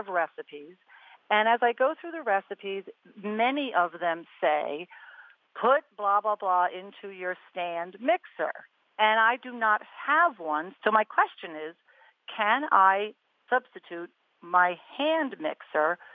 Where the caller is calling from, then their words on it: Worcester, Massachusetts, United States; I'm calling from Worcester, Massachusetts